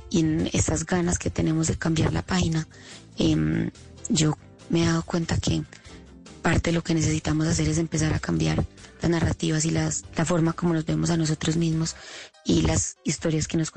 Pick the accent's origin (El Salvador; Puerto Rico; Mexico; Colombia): Colombia; moved away as an adult; now in United States